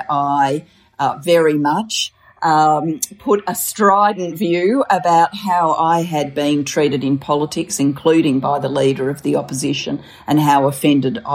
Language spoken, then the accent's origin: English; Australia; also born or lived in Wales; I was born in Wales. My parents decided to migrate to Australia when I was a four-year-old and my sister was a seven-year-old